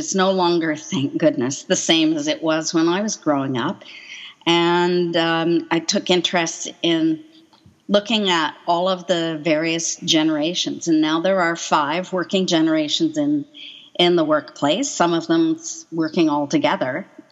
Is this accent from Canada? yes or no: yes; Coquitlam, British Columbia, Canada; also born or lived in Quebec / North Vancouver; I was born in Quebec, just south of Montreal, and moved out here and grew up in Coquitlam and then spent most of my adult life in North Vancouver